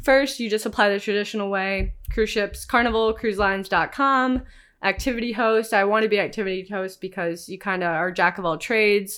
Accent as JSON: {"language": "English", "town": "Cleveland", "region": "Ohio", "country": "United States", "tie": "born or raised there", "moved": "as an adult", "lives_now": "San Diego, United States", "said": "growing up in Cleveland, Ohio"}